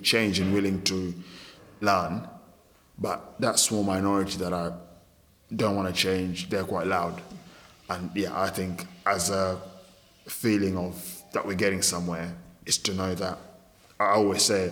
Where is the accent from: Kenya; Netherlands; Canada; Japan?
Kenya; now in United Kingdom; growing up in Kenya, and then coming here